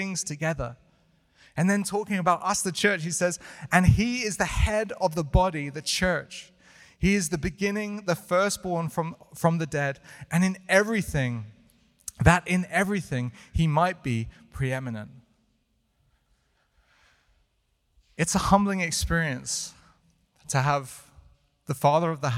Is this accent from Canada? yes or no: no; United Kingdom; moved away; I'm British